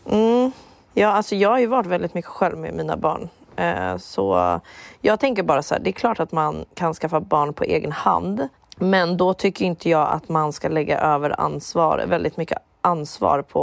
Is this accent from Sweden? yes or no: no; Finland; Och jag kommer från Finland.